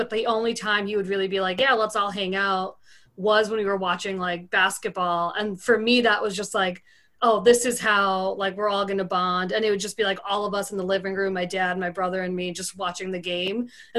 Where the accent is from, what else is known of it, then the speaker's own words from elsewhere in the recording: New York, United States; I grew up in New York